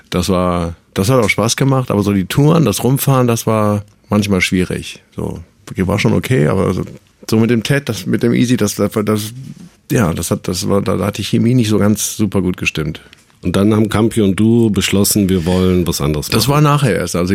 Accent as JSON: {"language": "German", "town": "Düsseldorf", "region": "North Rhine-Westphalia", "country": "Germany", "tie": "born or raised there", "also_born_or_lived": "Münster", "said": "ich komme eigentlich aus Münster oder bin da zumindest geboren und wohne seit ich fünf, sechs bin in Düsseldorf."}